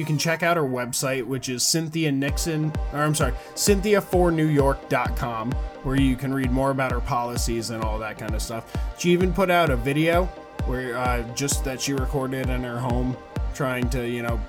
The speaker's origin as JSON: {"language": "English", "region": "New York", "country": "United States", "tie": "born or raised there", "said": "we're talking about Matt's state, actually, of New York and my home state."}